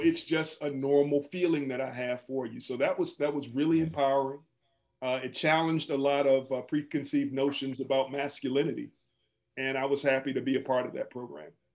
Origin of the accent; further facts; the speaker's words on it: Washington, District of Columbia, United States; moved away; also born or lived in Atlanta / Wisconsin; I'm originally from Washington, D.C.